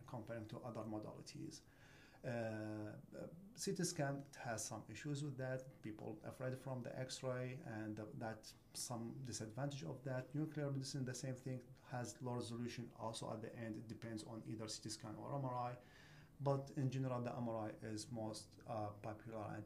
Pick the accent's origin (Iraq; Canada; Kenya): Iraq; moved away as an adult; now in United States; I came from Iraq